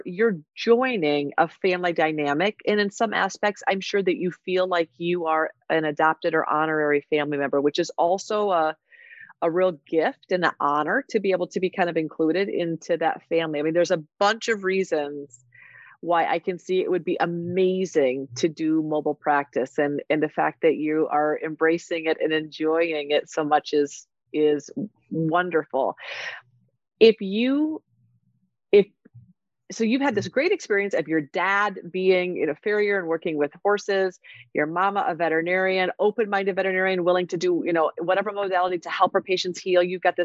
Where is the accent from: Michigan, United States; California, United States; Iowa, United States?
Iowa, United States; I grew up in Iowa